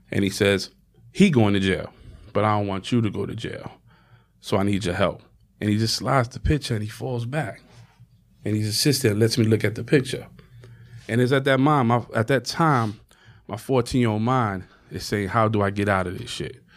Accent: New York City, New York, United States; I come from Harlem

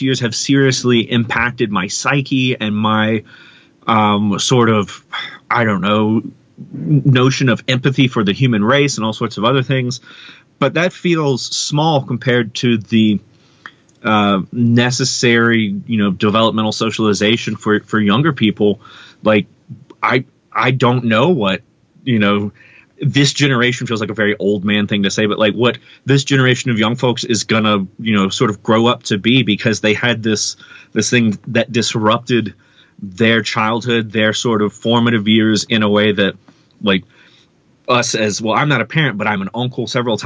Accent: Mississippi, United States; moved away; I'm from Mississippi originally

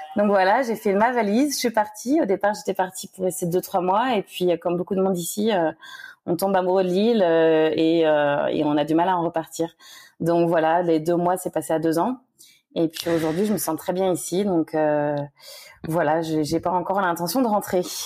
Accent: Le Mans, Pays de la Loire, France; moved away as an adult; also born or lived in Angers / Toulouse / Uzès; now in Réunion, France; je suis née au Mans euh, en Sarthe. Euh, j'y suis restée jusqu'à mes 18 ans.

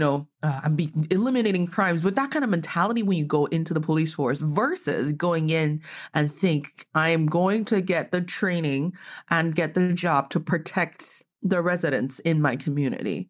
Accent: China; now in United States; growing up in China

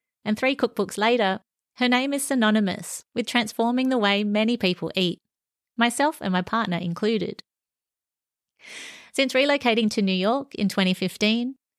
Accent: Sydney, New South Wales, Australia; We grew up in the Hurstville area

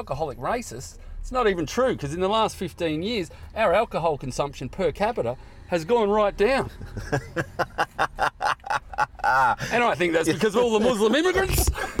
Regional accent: Australia; I'm from Australia.

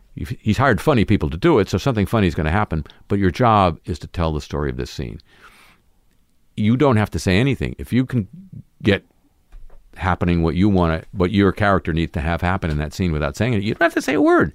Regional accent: Southern California, United States; growing up in Southern California

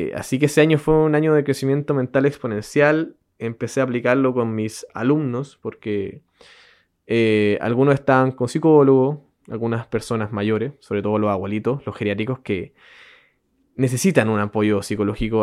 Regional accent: Chile; accent: Chilean; Yo, bueno, yo soy chileno

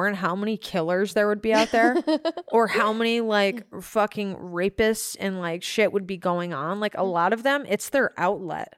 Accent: Michigan, United States; moved away; also born or lived in Tampa / Jacksonville; I'm from Michigan

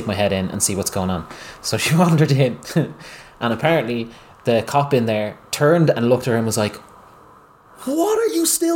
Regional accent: Ireland; moved away as an adult; also born or lived in Dublin; we're the Irish

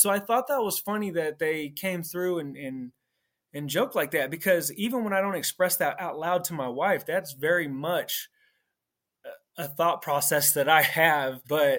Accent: California, United States; I'm from the Bay Area, California.

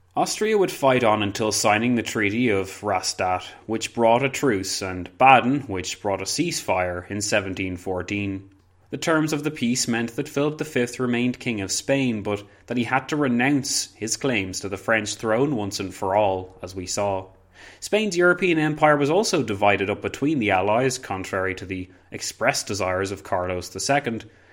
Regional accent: Ireland; I'm also Irish

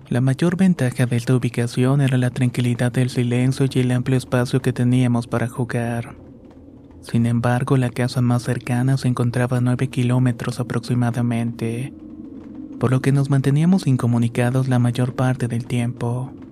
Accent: Colombia; now in United States; cuando aún residía en mi país natal, Colombia.

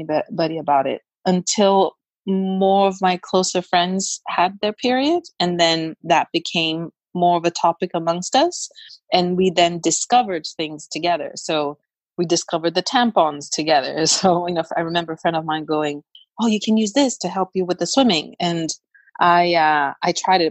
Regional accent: Brazil; I grew up in Brazil where it's very hot

